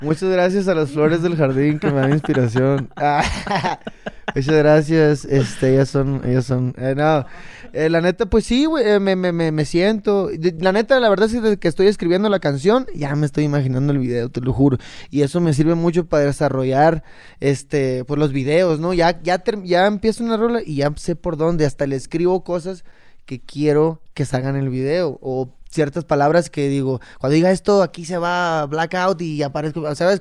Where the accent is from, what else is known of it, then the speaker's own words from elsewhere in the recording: Cabo San Lucas, Baja California Sur, Mexico; yo soy de Cabo San Lucas.